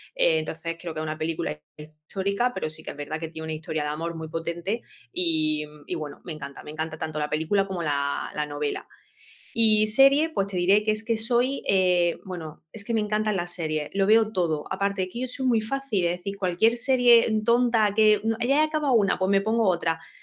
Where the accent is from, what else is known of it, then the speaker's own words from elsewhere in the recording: Granada, Andalusia, Spain; yo soy de Granada